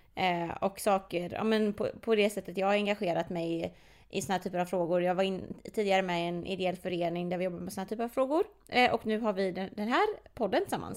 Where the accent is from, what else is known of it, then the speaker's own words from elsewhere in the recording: Partille, Västra Götaland, Sweden; jag är från Partille, eh, Jonsered specifikt